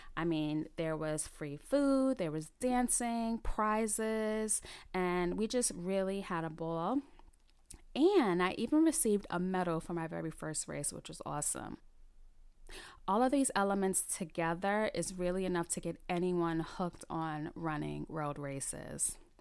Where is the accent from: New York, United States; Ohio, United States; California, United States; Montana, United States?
New York, United States; New York City; also born or lived in South Carolina; I was born and raised in the Bronx, New York, and I have lived in the New York City area for all of my thirty-eight years.